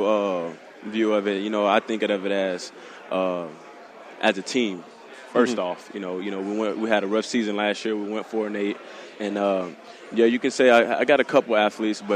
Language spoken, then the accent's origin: English; Conway, Arkansas, United States; also born or lived in Fayetteville, Arkansas; I'm originally from Conway, Arkansas